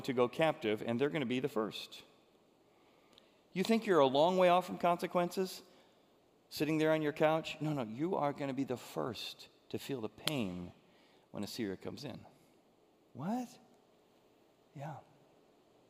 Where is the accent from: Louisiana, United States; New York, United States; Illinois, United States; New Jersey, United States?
Illinois, United States; Groveland; I grew up in Groveland, Illinois, where they had horses that you could rent